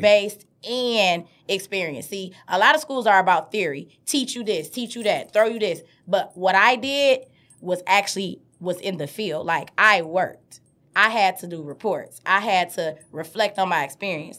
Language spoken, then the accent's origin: English; Detroit, Michigan, United States; I grew up on the east side of Detroit, Seven Mile and Miles, Seven Mile and Van Dyke